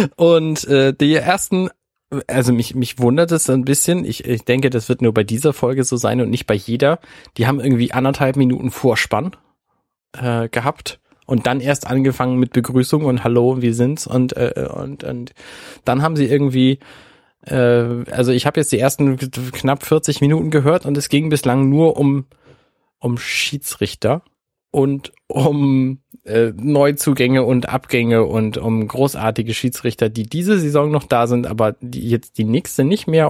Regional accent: Hamburg, Germany; als Hamburger

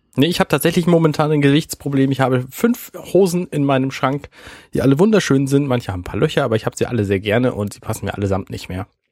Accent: Hamburg, Germany; als Hamburger

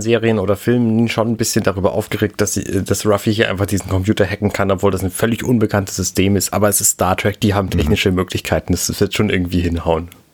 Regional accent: Germany; Ich als Deutscher

